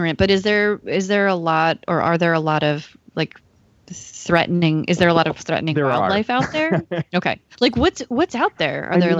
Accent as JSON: {"language": "English", "region": "New England", "country": "United States", "said": "I'm from New England."}